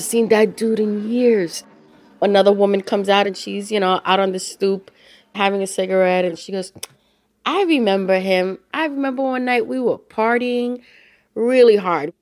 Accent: New York City, New York, United States; I grew up in the Bronx

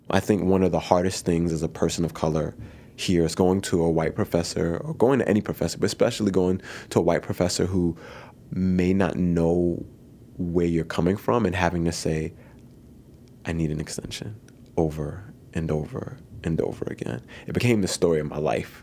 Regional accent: New York City, New York, United States; moved away as an adult; I grew up in the Bronx where I was one of the stronger students in my school

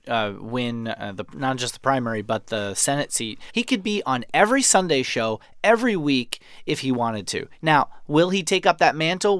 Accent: New York, United States; born or raised there; moved away as an adult; now in Maryland, United States

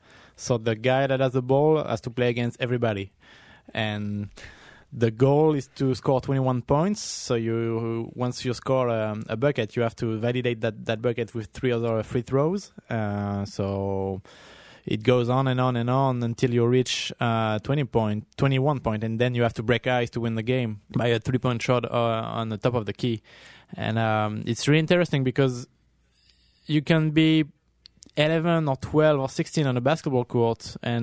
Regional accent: France; now in New York City, United States; me growing up in France, we had like the same playground on every corner of our neighborhood. And coming to New York City as a photographer

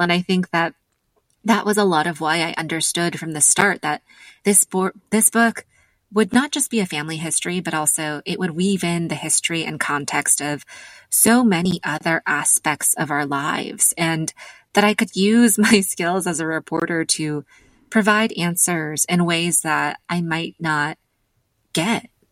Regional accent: United States; being American and also being the daughter of immigrants

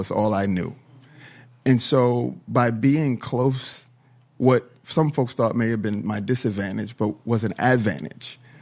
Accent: Minnesota, United States; I am from Minnesota, I am from the South

